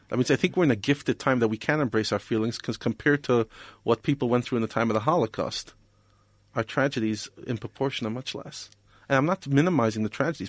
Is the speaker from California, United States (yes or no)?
no; New York, United States; moved away as an adult; also born or lived in Israel / Europe; now in South Africa; I grew up in New York